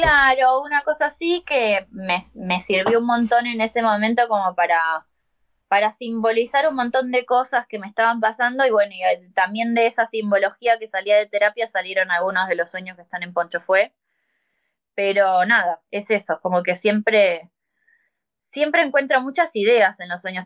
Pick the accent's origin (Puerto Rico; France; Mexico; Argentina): Argentina